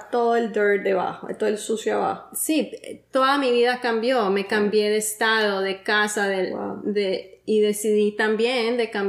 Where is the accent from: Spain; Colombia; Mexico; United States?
United States; Miami, Florida; No, mi familia, soy de Miami.